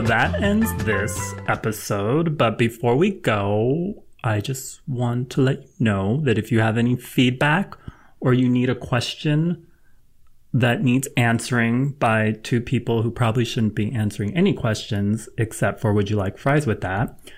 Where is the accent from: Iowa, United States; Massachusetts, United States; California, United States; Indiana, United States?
California, United States; Los Angeles; I'm from L